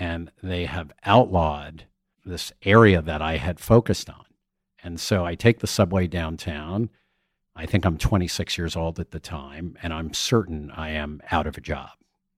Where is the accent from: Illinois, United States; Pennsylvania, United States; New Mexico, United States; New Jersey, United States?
New Jersey, United States; Somerset; I grew up in Somerset, New Jersey, middle class area. It was a Levitt town with four different styles of homes.